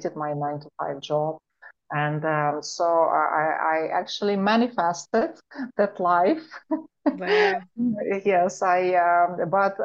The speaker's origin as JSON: {"language": "English", "region": "Moscow", "country": "Russia", "tie": "born or raised there", "also_born_or_lived": "Europe / Asia / Africa / Miami, United States", "moved": "yes", "said": "I was growing up in Moscow, Russia"}